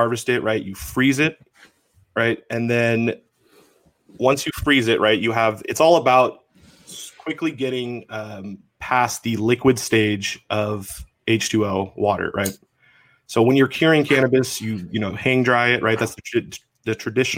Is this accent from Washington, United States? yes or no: yes; Washington, United States; I am from Washington State